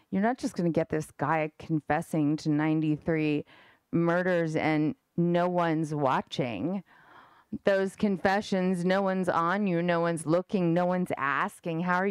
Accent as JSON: {"language": "English", "region": "New York", "country": "United States", "said": "I'm from New York"}